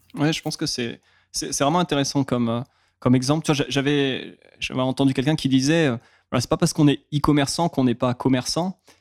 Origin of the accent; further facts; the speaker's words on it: France; vu qu'on est français